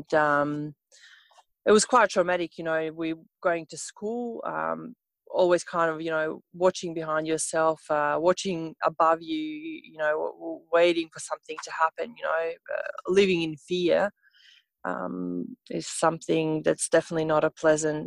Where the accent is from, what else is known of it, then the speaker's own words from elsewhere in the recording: Montenegro; English is a second language; moved away as an adult; now in Australia; I'm from Montenegro